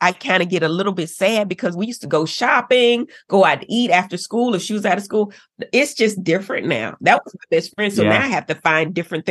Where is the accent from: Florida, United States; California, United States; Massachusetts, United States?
Florida, United States; Miami; I'm from Miami. They come hard in Miami.